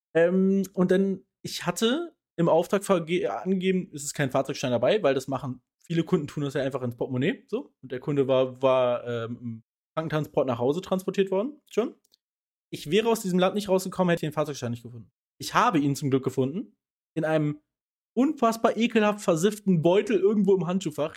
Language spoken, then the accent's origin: German; Germany; als Deutscher